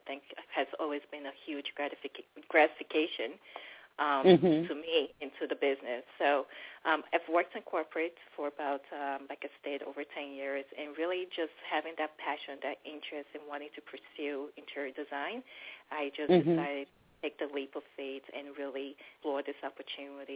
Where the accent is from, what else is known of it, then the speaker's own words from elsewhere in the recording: Nigeria; now in DC Metro Area, United States; I'm originally Nigerian.